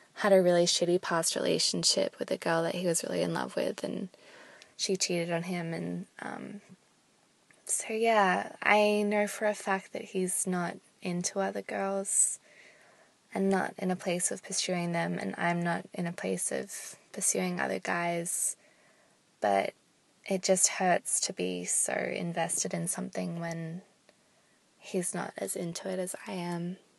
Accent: Australia; I'm from Australia, and I'm nineteen.

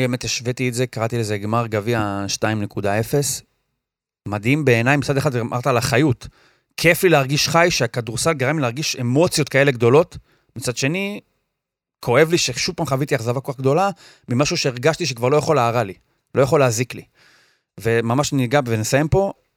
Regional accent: Or Yehuda, Tel Aviv District, Israel; אני מאור יהודה

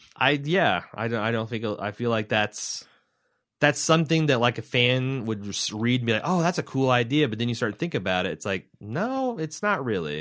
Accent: Midwest, United States; accent: hick Midwestern

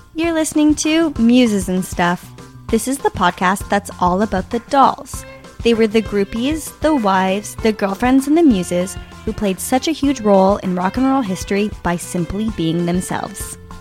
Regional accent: Canada

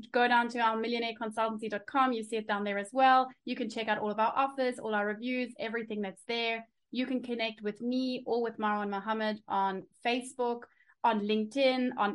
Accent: South Africa; now in Germany; I was born in South Africa.

